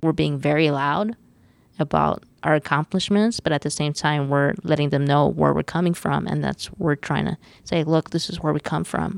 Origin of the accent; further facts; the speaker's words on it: Los Angeles, California, United States; We're born and raised in East Los Angeles.